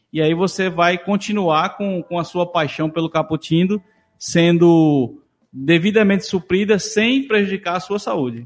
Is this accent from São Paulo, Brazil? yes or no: no; Moreno, Pernambuco, Brazil; eu sou de Moreno